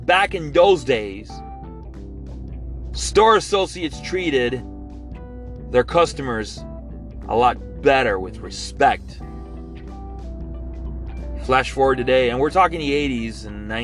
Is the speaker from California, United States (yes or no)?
no; Hialeah, Florida, United States; I grew up in the East Hialeah area of Miami-Dade County